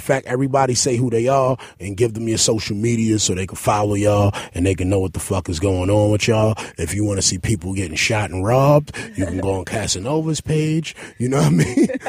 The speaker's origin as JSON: {"language": "English", "town": "La Ceiba", "region": "Atlántida", "country": "Honduras", "said": "I'm from La Ceiba Seaport, man. Shout out to all the cacrachos. We do this out there, man."}